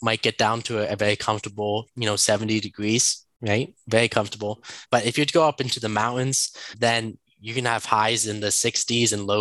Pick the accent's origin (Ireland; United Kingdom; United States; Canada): United States; Baltimore, Maryland; moved away as an adult; now in Santiago, Dominican Republic; Baltimore, which is where I grew up in the United States